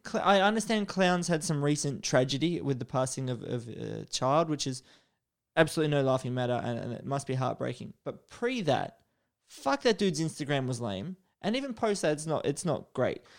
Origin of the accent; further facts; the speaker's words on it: Australia; first language English; I'm a, a native English speaker, although some would argue that being Australian